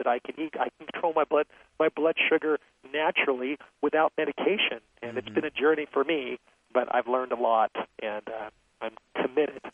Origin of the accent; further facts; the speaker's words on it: Los Angeles, California, United States; I grew up in Los Angeles